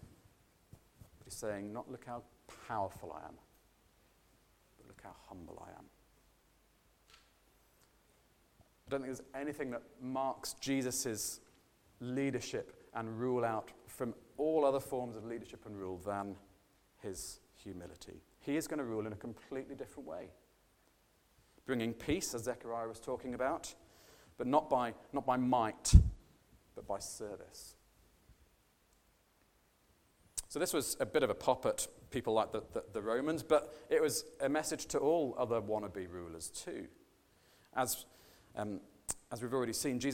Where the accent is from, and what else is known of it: United Kingdom